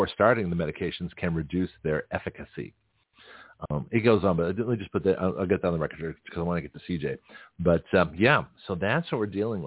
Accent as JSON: {"language": "English", "town": "Lexington", "country": "United States", "tie": "born or raised there", "moved": "yes", "lives_now": "Milton, Florida, United States", "said": "where I grew up in Lexington"}